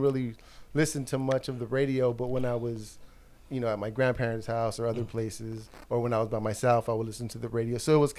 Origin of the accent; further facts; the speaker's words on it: Los Angeles, California, United States; also born or lived in East LA / El Monte / Whittier / San Gabriel; grew up kind of, I mean, LA County based